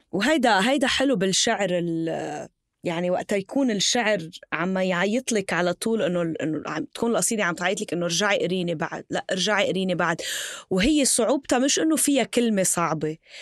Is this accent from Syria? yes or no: no; Tripoli, North Governorate, Lebanon; انا من طرابلس